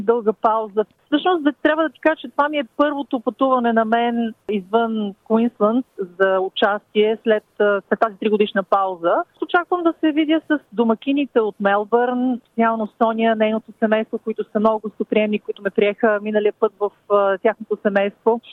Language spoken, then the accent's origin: Bulgarian; Bulgaria; now in Brisbane, Australia; сме българи